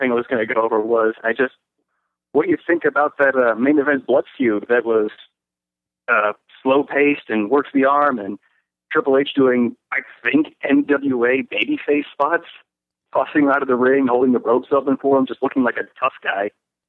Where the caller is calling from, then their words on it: Arizona, United States; calling from Arizona.